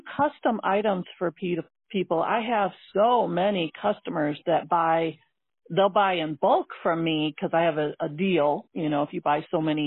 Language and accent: English; St. Joseph, Michigan, United States; now in South Bend, United States; I grew up in St. Joe.